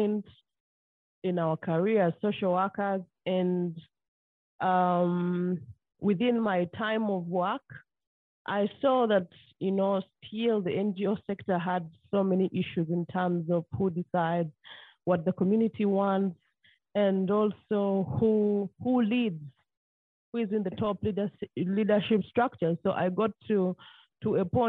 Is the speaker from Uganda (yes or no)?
yes; Jinja, Eastern Region, Uganda; we all had different experiences growing up in this town as children